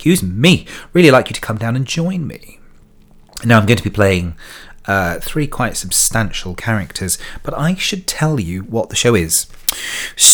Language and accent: English; United Kingdom; I'm British